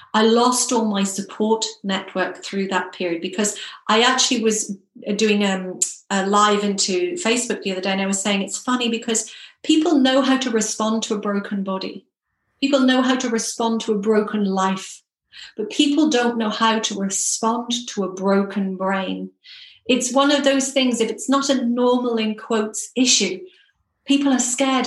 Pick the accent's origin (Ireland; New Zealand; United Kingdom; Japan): Ireland; Ireland, my home country